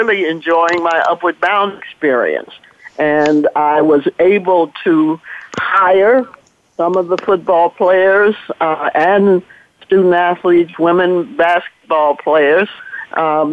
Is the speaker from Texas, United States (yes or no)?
yes; Dallas, Texas, United States; moved away; also born or lived in Ohio; I'm from Dallas, born and raised in Dallas, Texas